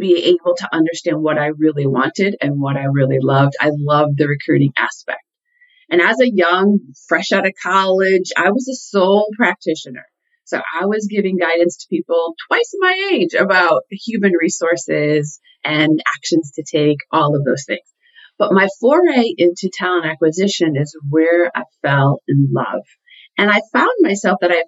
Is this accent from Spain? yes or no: no; Connecticut, United States; I grew up in Connecticut